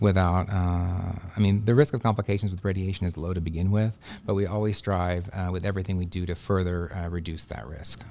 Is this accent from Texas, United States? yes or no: yes; Dallas, Texas, United States; moved away as an adult; also born or lived in Houston, Texas / Austin, Texas / Galveston, Texas; now in Bismarck, United States; I'm originally from Texas. Uh, I was born and raised in Dallas, moved to Houston for high school